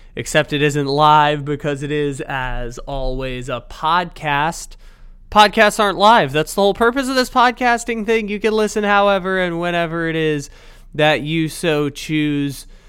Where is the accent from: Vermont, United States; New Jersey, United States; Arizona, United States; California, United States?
California, United States; San Diego; my hometown, the six one nine of San Diego.